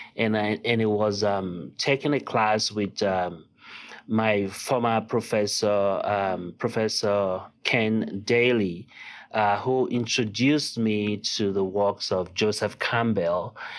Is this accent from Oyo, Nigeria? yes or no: no; Lagos, Nigeria; first language Yoruba; English is a second language; now in United States; I was born and raised in Lagos, Nigeria